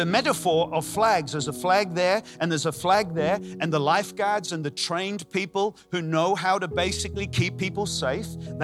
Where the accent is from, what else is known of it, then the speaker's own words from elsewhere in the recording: Ireland; moved away; also born or lived in Australia; I'm not Australian, I'm Irish, but I did live in Australia